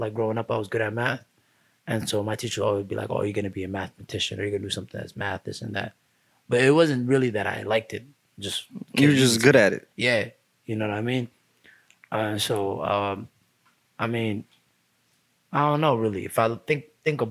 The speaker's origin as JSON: {"language": "English", "town": "Minneapolis", "region": "Minnesota", "country": "United States", "tie": "born or raised there", "said": "We lived in Minneapolis, we lived like Pillsbury, we lived 24 area."}